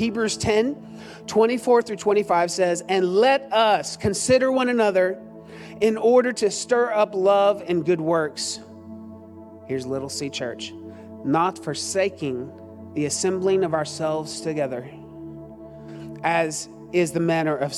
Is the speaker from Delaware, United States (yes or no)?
no; Austin, Texas, United States; also born or lived in Cedar Park, Texas; growing up in East Austin, a little church called, I won't say it, that's still there, gave me a foundation for loving the house of the Lord